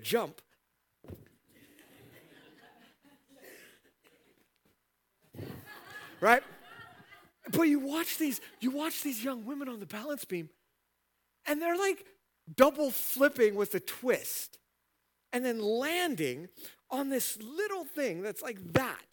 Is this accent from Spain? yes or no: no; United States; as an American